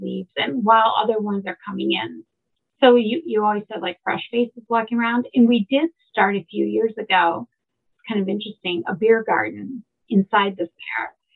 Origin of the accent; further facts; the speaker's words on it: Valparaiso, Indiana, United States; moved away as an adult; now in Chicago, United States; I grew up in Valparaiso, not too far away